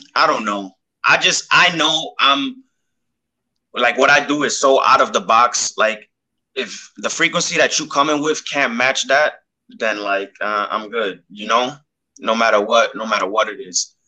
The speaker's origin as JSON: {"language": "English", "town": "New York City", "region": "New York", "country": "United States", "tie": "born or raised there", "said": "the Bronx influenced me heavy because I was born here, I was raised here"}